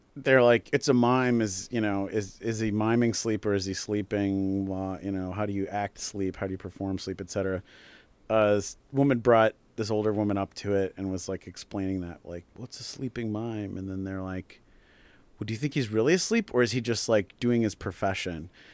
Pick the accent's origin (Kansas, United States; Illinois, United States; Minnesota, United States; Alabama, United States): Minnesota, United States; the town I grew up in Minnesota